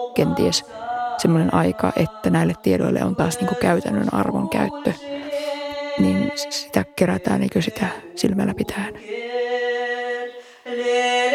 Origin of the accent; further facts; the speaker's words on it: Keväjärvi, Lapland, Finland; minä olen kotoisin sellaista kylästä kuin Keväjärvi